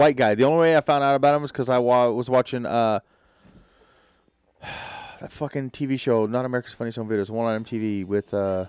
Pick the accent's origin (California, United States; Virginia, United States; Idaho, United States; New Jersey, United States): Idaho, United States; Wendell; also born or lived in Jerome, Idaho; I grew up in Wendell and Jerome